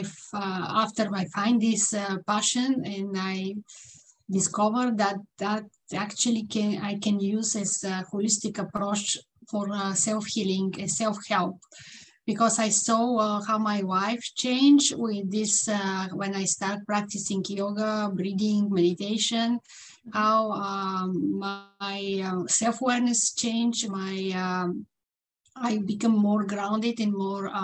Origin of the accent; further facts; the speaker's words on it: Bulgaria; English is a second language; now in Vancouver, Canada; I'm living in Vancouver, British Columbia, Canada, in the West Coast. And I'm originally from Bulgaria, mm-hmm. as you see from my accent.